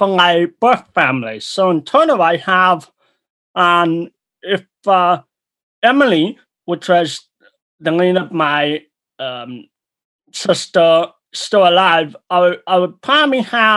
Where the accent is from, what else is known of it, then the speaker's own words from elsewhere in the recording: Nanaimo, British Columbia, Canada; I am from, I was actually born in Nanaimo, British Columbia, Canada